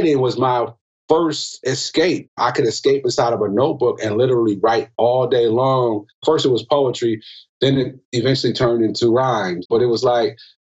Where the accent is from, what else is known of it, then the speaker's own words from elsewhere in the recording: Milwaukee, Wisconsin, United States; I'm from Milwaukee, Wisconsin